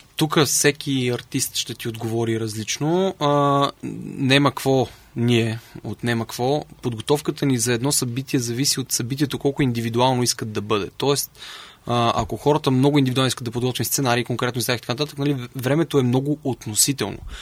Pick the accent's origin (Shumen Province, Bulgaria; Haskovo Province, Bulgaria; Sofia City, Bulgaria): Sofia City, Bulgaria; Sofia; Родом съм от София. Все още живее с нашите